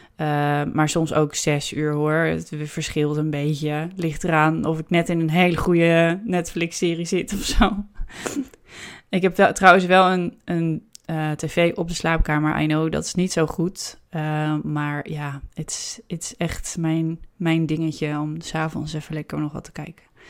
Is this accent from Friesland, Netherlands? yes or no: no; Amsterdam, North Holland, Netherlands; als Amsterdammer